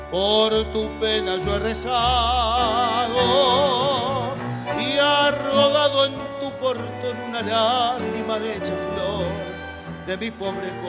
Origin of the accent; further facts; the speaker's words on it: Buenos Aires, Argentina; also born or lived in Córdoba, Argentina; me crié en Buenos Aires, pero nací acá en Córdoba.